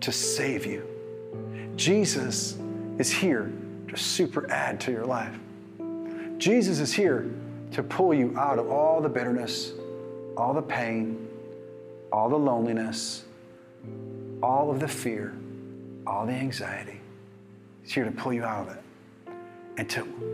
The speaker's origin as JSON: {"language": "English", "country": "United States"}